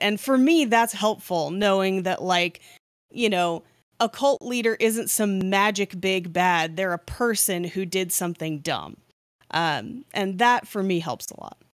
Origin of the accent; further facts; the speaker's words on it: Bay Area, California, United States; I grew up in the Bay Area